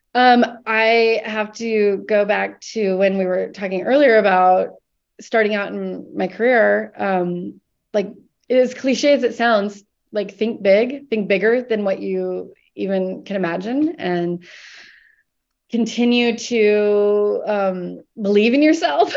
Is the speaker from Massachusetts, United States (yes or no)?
no; Columbus, Nebraska, United States; moved away as an adult; now in Portland, United States; growing up in Nebraska